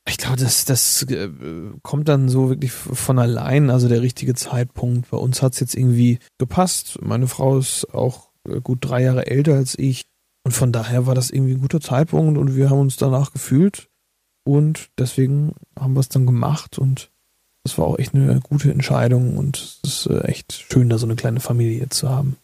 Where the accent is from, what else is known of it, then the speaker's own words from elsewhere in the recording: Northern Germany, Germany; die Nordtermine in der Nähe von meiner Heimat